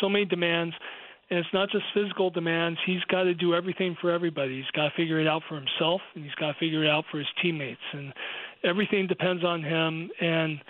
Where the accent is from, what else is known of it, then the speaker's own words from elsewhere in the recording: United States; I'm American